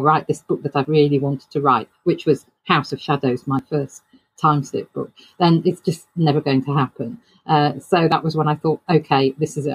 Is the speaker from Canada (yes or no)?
no; United Kingdom; I'm a British author.